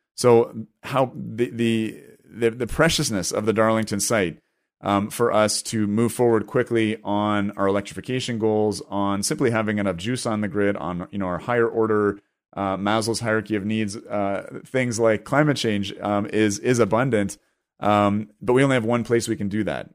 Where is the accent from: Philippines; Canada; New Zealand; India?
Canada; here as a Canadian